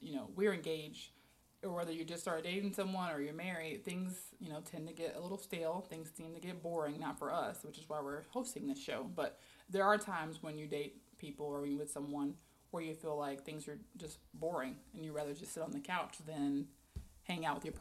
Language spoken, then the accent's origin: English; South Mississippi, United States; moved away as an adult; now in Florida, United States; I am a very tall black girl, born and raised in South Mississippi, and I've been in Florida since 2010